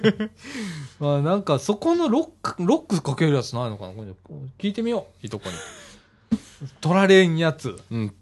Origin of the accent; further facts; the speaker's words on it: Ibaraki, Japan; 俺、茨城 市民だからさ